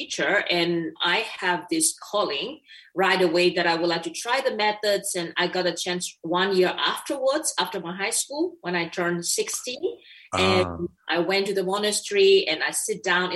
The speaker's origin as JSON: {"language": "English", "country": "Myanmar", "tie": "born or raised there", "also_born_or_lived": "Bangkok, Thailand", "moved": "as an adult", "lives_now": "Germany", "said": "I was born and raised in Myanmar"}